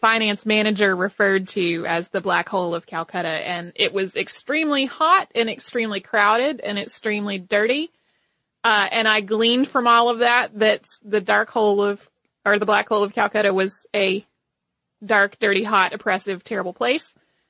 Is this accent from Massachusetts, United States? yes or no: no; North Carolina, United States; I grew up in North Carolina, where the Andy Griffith Show is on TV at all times.